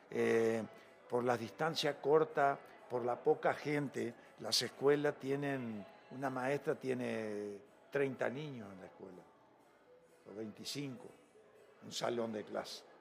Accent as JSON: {"language": "Spanish", "town": "Mercedes", "region": "Soriano", "country": "Uruguay", "tie": "born or raised there", "moved": "yes", "lives_now": "Mexico", "said": "Y en Uruguay yo salgo de mi pueblo de Mercedes en un autobús, o como de aquí a Chihuahua, tres horas y media."}